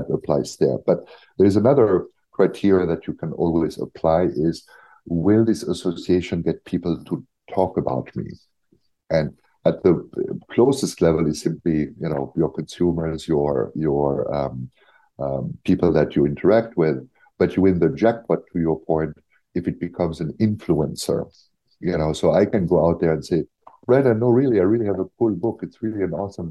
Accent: Germany; I'm from Germany

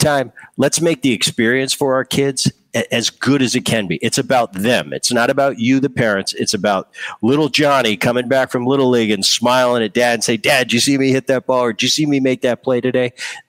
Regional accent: New Jersey, United States; You know, I grew up in New Jersey. I grew up with a great bunch of kids that didn't make it a big deal.

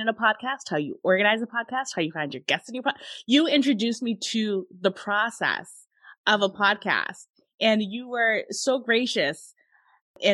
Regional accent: Massachusetts, United States; I'm from Massachusetts.

